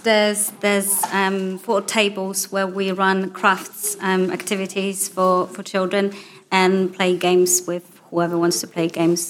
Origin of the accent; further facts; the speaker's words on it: Poland; English is a second language; moved away as an adult; now in Newbury, United Kingdom; I'm originally from Poland